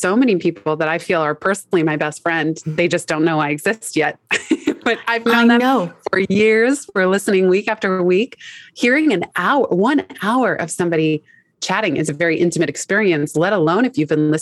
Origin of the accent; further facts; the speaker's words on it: San Francisco, California, United States; moved away as an adult; also born or lived in Los Angeles, California; now in New York City, United States; I am from San Francisco, California